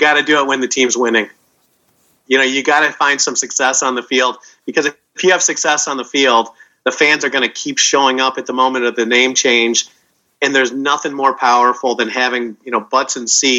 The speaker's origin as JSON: {"language": "English", "town": "Chicago", "region": "Illinois", "country": "United States", "tie": "born or raised there", "moved": "yes", "said": "I grew up in Chicago"}